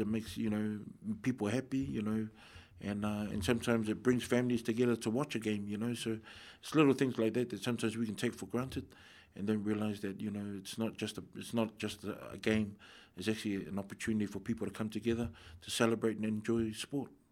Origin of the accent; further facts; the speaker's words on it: Wellington, New Zealand; I'm born, born and bred in Wellington